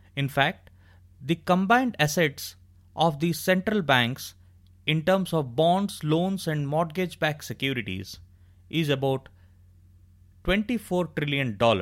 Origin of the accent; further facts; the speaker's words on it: India; I am extremely proud to have been born and brought up in India